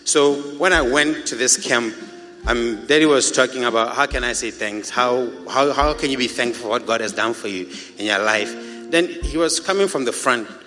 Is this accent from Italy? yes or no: no; Botswana; This is Botswana.